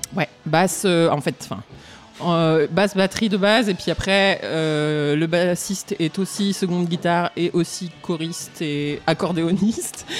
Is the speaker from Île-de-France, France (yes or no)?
no; Romans-sur-Isère, Auvergne-Rhône-Alpes, France; also born or lived in Valence; je suis née à Romans-sur-Isère, donc pas très loin d'ici, que j'ai grandi